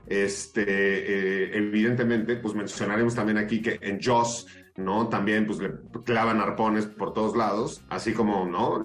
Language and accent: Spanish; Mexico; como mexicanos